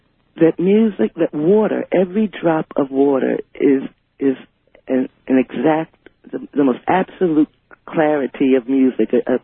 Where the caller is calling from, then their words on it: Richmond, Virginia, United States; I'm calling from Richmond, Virginia.